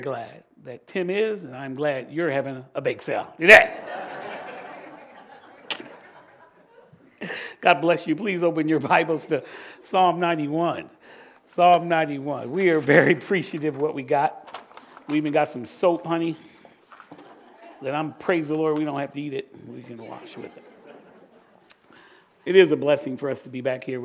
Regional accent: Virginia Beach, Virginia, United States; I'm just from Virginia Beach

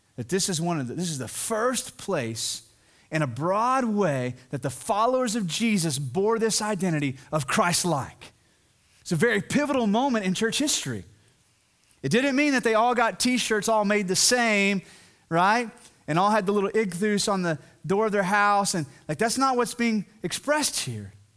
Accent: the South, United States; I'm from the South, I'm from this area, and even here in the Bible Belt

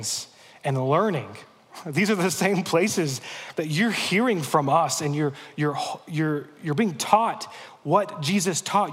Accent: United States; As American Christians

